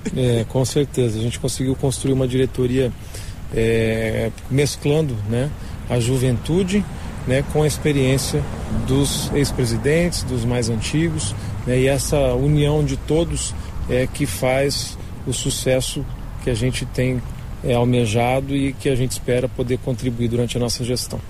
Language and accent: Portuguese; Campo Grande, Mato Grosso do Sul, Brazil; also born or lived in São Paulo; Eu nasci em São Paulo, em 1978, e vim aos três anos de idade para Campo Grande e aqui fiquei.